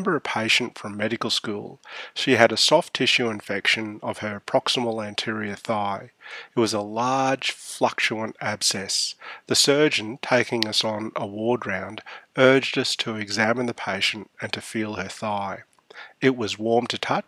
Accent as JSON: {"language": "English", "country": "Australia", "also_born_or_lived": "Canberra", "said": "We're Australian, not American."}